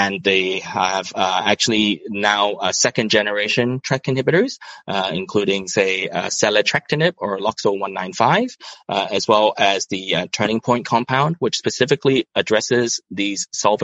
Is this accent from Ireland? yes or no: no; Hong Kong; also born or lived in Toronto, Canada; I was brought up and trained in Hong Kong